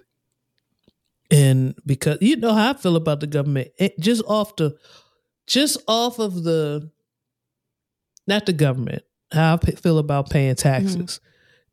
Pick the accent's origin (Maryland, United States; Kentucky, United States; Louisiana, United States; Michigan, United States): Maryland, United States; Prince George's County; moved away; I come from Prince George's County. I come from a state of Maryland